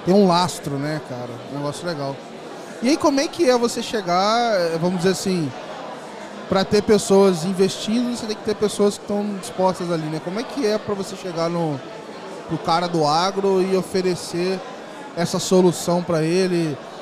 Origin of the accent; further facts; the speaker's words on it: Volta Redonda, Rio de Janeiro, Brazil; lá na minha cidade, Volta Redonda, no Rio